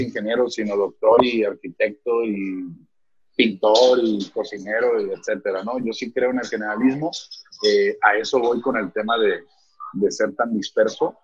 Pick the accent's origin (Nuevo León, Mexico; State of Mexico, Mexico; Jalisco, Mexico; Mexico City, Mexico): Nuevo León, Mexico; Apodaca; also born or lived in Guadalupe, Mexico; now in San Pedro Garza García, Mexico; yo crecí en, cerca de Apodaca y luego este, mi adolescencia la viví en Guadalupe y luego ya me vine a vivir a San Pedro hace 10 años